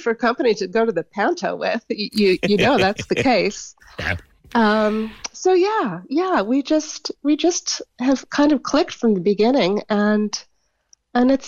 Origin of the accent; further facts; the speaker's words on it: United States; I'm an older, I'm American